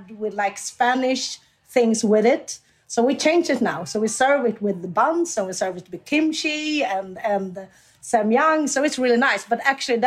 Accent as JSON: {"language": "English", "country": "Sweden", "tie": "born or raised there", "also_born_or_lived": "South Korea", "said": "I was just 5 months when I came to Sweden"}